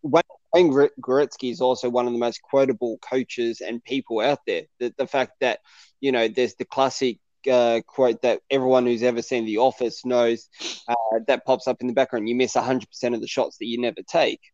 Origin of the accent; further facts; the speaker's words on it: Bankstown, New South Wales, Australia; I grew up in Bankstown. Uh, that's where I lived for 20 odd years of my life.